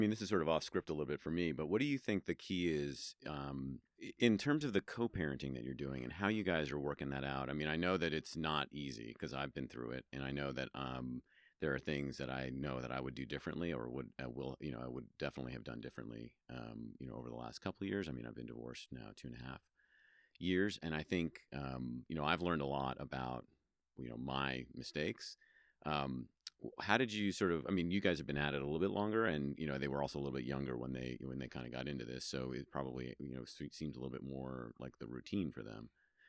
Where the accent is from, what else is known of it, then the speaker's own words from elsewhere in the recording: New York, United States; also born or lived in Washington, D.C.; now in Reno, United States; I'm originally from New York, so it's a little bit, and lived in D.C. for a long time.